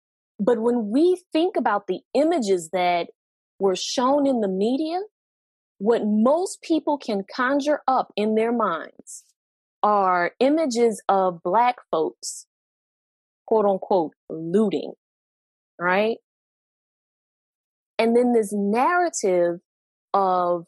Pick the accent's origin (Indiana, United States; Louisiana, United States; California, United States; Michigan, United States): Louisiana, United States; New Orleans; born or raised there